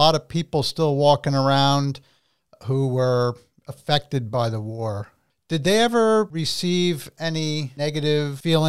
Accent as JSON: {"language": "English", "region": "New Jersey", "country": "United States", "tie": "born or raised there", "said": "I mean, I'm born and raised in New Jersey."}